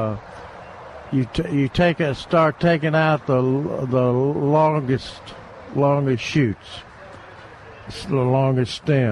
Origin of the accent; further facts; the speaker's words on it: Tennessee, United States; in Tennessee, close to my hometown.